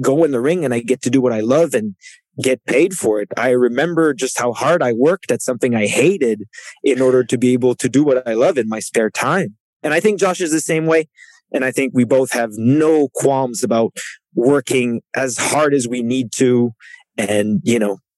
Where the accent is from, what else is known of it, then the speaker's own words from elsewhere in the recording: Canada; first language French; English is a second language; he and I, like, kind of mirror each other in the way that we come from Canada